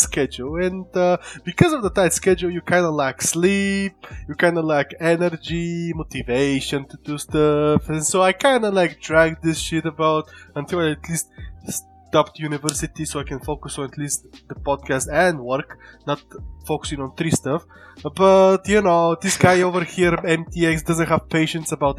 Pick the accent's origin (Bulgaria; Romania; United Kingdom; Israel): Bulgaria; I am Bulgarian